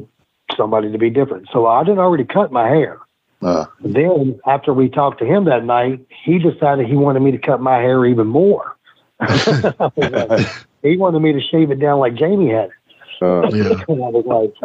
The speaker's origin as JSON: {"language": "English", "region": "Virginia", "country": "United States", "tie": "born or raised there", "said": "I grew up on a farm in the mountains of Virginia."}